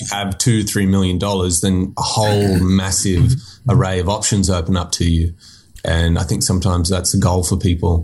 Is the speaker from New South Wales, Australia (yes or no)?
yes; Nowra, New South Wales, Australia; also born or lived in Florida, United States; I was born in America, but I lived in like south of Sydney, uh, a few hours south for most of my teenage life